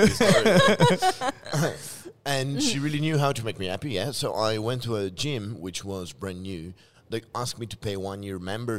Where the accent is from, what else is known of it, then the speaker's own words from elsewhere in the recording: northeast Italy, Italy; moved away as an adult; also born or lived in Netherlands; now in Shenzhen, China; Dongbei of Italy, I told you. I'm from Dongbei of Italy.